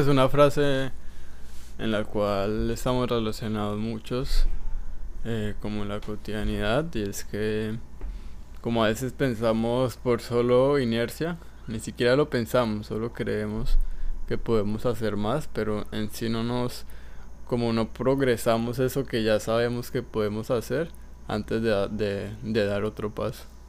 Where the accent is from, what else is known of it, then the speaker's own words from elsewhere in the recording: Colombia; moved away; Cuando estaba en mi país